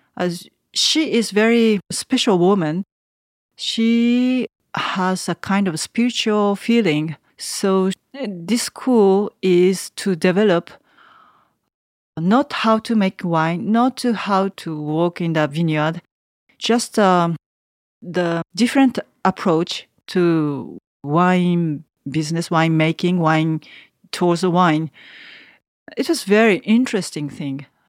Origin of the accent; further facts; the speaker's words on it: Tokyo, Japan; English is a second language; moved away as an adult; now in Savigny, France; A big city like Tokyo, I'm from Tokyo.